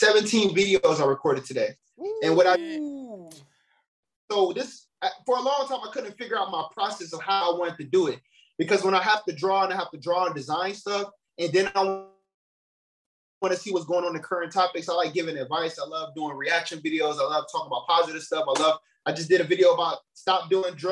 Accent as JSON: {"language": "English", "town": "Gary", "region": "Indiana", "country": "United States", "also_born_or_lived": "Chicago", "said": "I'm from Gary, Indiana, man. … hometown"}